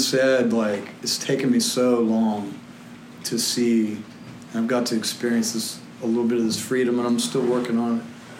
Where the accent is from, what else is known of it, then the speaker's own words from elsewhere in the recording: Salina, Kansas, United States; I grew up in Salina, Kansas